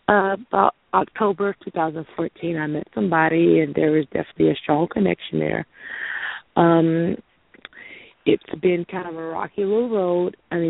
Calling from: Louisiana, United States; I am calling from Louisiana.

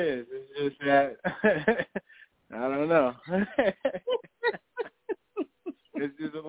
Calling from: Connecticut, United States

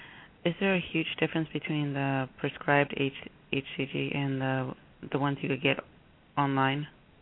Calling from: Boston, Massachusetts, United States; I'm calling from Boston.

